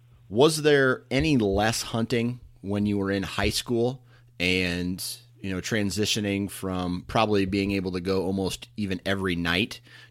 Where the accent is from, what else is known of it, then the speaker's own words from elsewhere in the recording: Mount Pleasant, Iowa, United States; my hometown of Mount Pleasant, Iowa